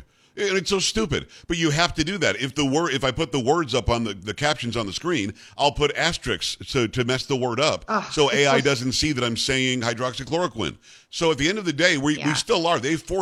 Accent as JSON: {"language": "English", "country": "United States", "said": "as an American"}